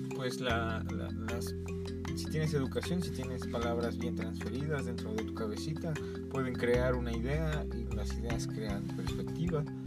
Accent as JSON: {"language": "Spanish", "country": "Mexico", "said": "nuestra inercia histórica como mexicanos"}